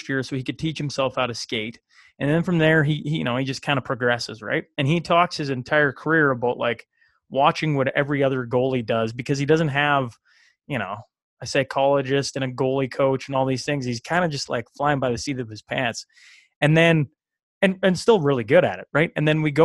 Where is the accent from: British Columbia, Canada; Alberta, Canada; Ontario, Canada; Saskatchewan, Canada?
Saskatchewan, Canada; Hillmond; I was moved back to where I grew up in Hillmont